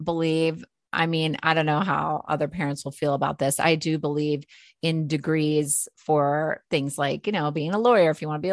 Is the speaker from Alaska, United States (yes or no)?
yes; Alaska, United States; also born or lived in San Diego / Los Angeles; now in Colorado, United States; I grew up in Alaska and spent summers in San Diego